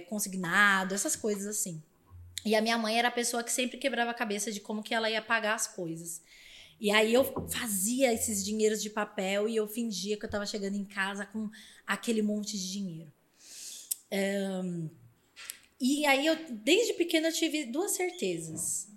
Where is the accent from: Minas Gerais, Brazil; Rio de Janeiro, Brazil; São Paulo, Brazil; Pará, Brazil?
São Paulo, Brazil; eu cresci numa família muito humilde na Zona Leste de São Paulo